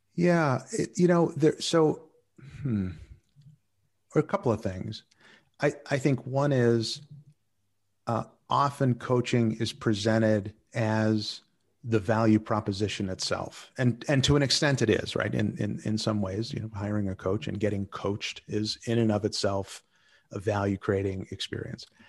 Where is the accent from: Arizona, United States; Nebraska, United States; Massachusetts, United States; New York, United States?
Massachusetts, United States; Boston; moved away as an adult; now in Netherlands; I was originally from Boston